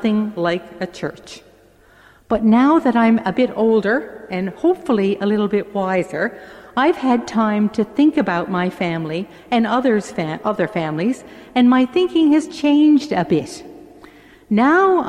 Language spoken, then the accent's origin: English; St. John's, Newfoundland and Labrador, Canada; I'm the oldest of eight, and I grew up in St. John's in a three-bedroom house